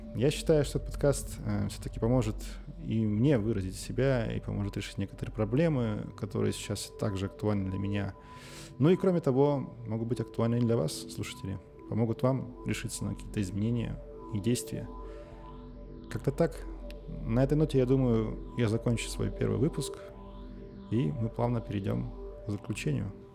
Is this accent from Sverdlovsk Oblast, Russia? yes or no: yes; Nizhnyaya Salda, Sverdlovsk Oblast, Russia; я родился и живу в Свердловской области. Мой родной город Нижняя Салда